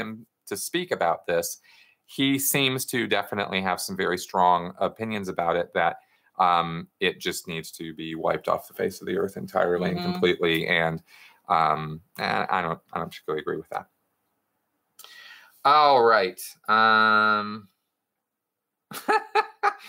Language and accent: English; Pasadena, California, United States; also born or lived in Los Angeles; I grew up in Scientology in Los Angeles and grew up in Pasadena